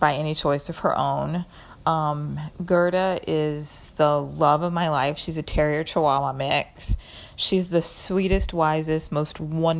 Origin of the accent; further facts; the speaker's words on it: North Carolina, United States; also born or lived in San Francisco / Manhattan; now in New York, United States; I grew up in North Carolina. I moved to San Francisco, where I lived for 10 years, and I've been in Manhattan for almost 11.